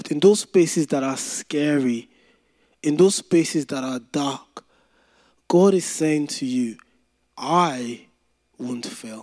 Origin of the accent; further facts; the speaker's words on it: Nigeria; when I was growing up in Nigeria